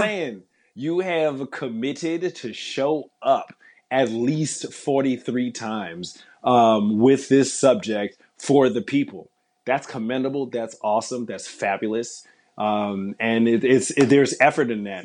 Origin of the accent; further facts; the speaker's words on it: New York City, New York, United States; coming up in New York City